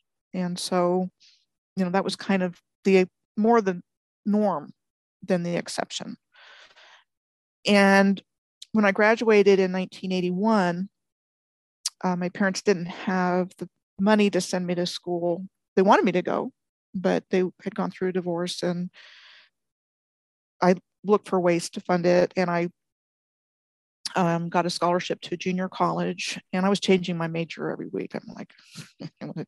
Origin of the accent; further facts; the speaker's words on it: United States; I was born outside of Washington, D.C. in 63